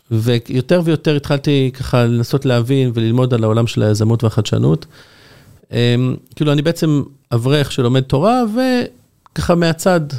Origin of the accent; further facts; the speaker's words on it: Jerusalem, Jerusalem District, Israel; now in Bnei Brak, Israel; אני גדלתי בירושלים, אבל כשהתחתנתי עברתי לגור בבני ברק, אשתי מבני ברק, ובני ברק זה כמה דקות מתל אביב.